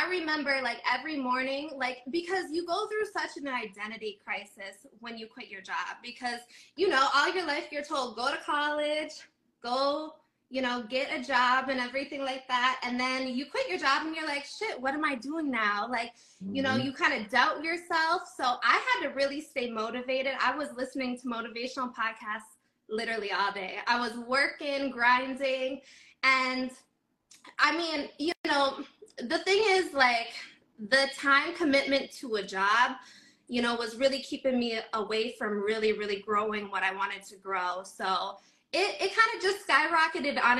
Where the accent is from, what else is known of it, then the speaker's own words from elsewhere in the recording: Minnesota, United States; originally, I'm from Minnesota